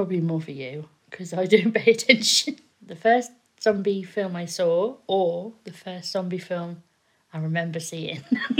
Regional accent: England, United Kingdom; also born or lived in Kent / Oxfordshire; now in Faringdon, United Kingdom; Considering we're English

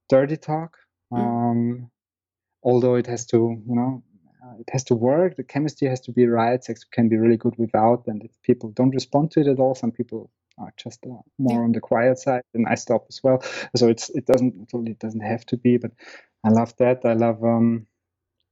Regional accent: Vienna, Austria; moved away as an adult; I was born and raised in Vienna

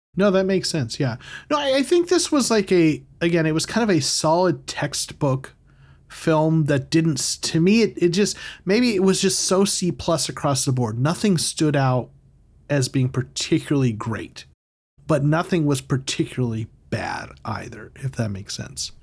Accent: United States; I'm American

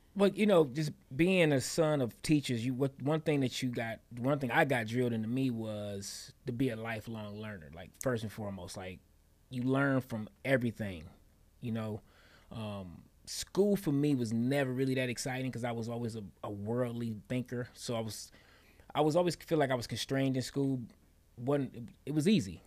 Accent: Detroit, Michigan, United States; born and raised in Detroit, Michigan

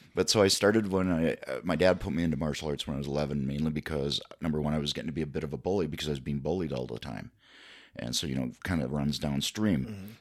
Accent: Ellsworth, Wisconsin, United States; I'm originally from Ellsworth

